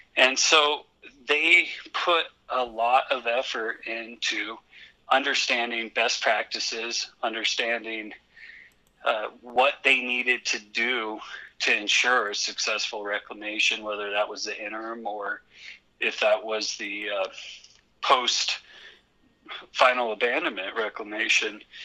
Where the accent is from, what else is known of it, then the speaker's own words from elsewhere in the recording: Western Colorado, United States; I grew up with it in Western Colorado